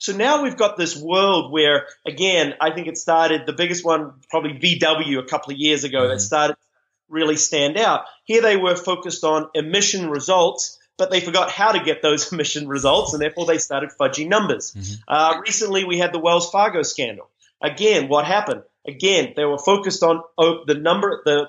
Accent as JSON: {"language": "English", "country": "New Zealand", "accent": "Kiwi", "said": "It was funny when I first started speaking in the U.S. My Kiwi accent, we tend to speak quite quickly."}